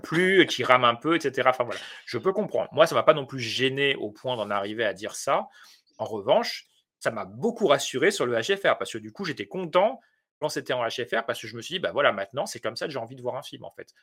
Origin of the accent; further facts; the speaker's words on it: France; je suis français